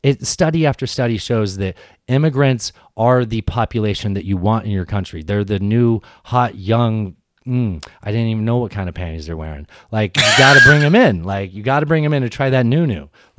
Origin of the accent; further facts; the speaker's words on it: San Diego, California, United States; I grew up in San Diego.